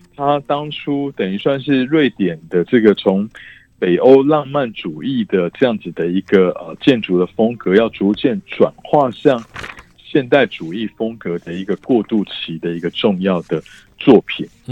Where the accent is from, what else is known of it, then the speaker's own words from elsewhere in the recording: Taiwan; 我们台湾人想必就是外食会花得蛮多，因为我们台湾人爱